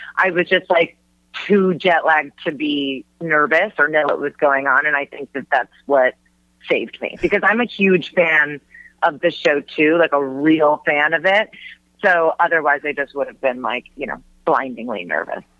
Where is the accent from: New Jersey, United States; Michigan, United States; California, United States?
Michigan, United States; Huntington Woods; moved away as an adult; also born or lived in New York; now in Los Angeles, United States; growing up in Michigan, that was just a, a big part of my life